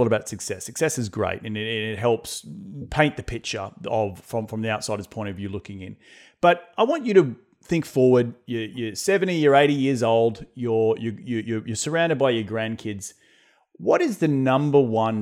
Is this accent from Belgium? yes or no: no; Australia; now in United States; being an Australian coming